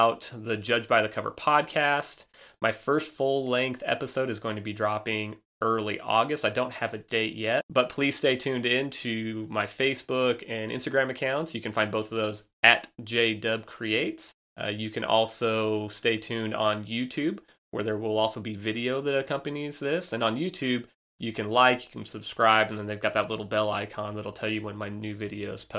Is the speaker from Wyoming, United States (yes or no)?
yes; Wyoming, United States; moved away as an adult; also born or lived in Nebraska; now in Chattanooga, United States; I was born and raised in Wyoming